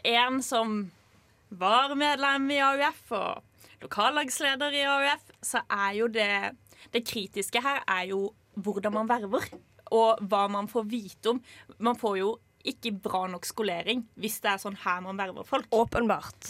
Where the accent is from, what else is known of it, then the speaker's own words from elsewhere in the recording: Lillesand, Agder, Norway; jeg kommer jo fra Lillesand